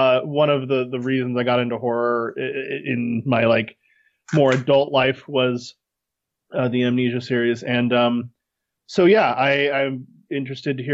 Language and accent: English; United States; As an American